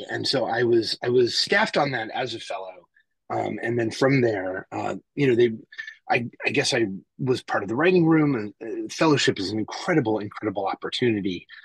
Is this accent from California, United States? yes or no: no; New Jersey, United States; also born or lived in New York City; Uh, I grew up in Jersey and New York City with a, a little bit of time in Boston and North Carolina, uh, but mostly on the East Coast and in the tri state area up here um, where I still live.